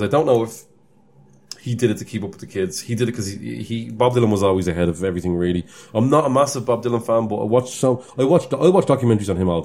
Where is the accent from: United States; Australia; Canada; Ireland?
Ireland; Dublin, Leinster; I'm from Blanche